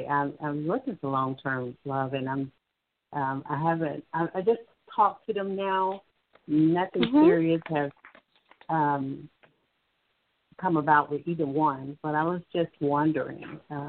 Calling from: Alabama, United States; I'm calling from Alabama.

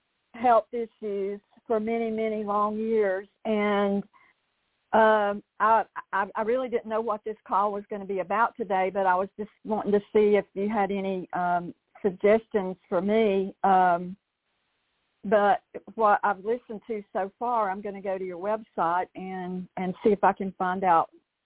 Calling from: Western North Carolina mountains, United States; I'm calling from North Carolina, the Western North Carolina mountains.

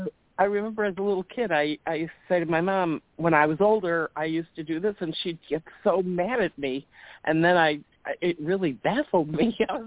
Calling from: Chicago, Illinois, United States; from Chicago.

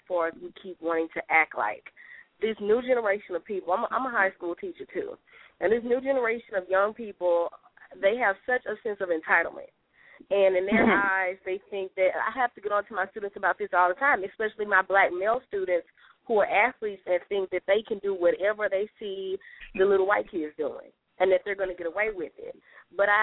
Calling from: Louisiana, United States; I'm calling from Louisiana

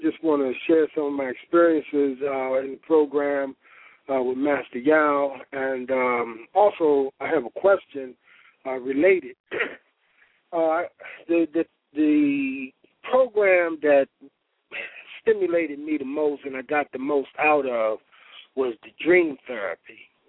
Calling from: Baltimore, Maryland, United States; I'm calling from Baltimore City.

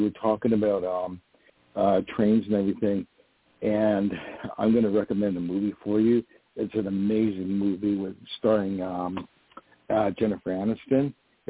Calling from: Poughkeepsie, New York, United States; I'm calling from New York.

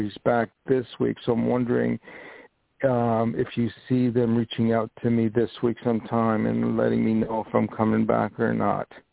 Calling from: New York, United States; I'm calling from New York.

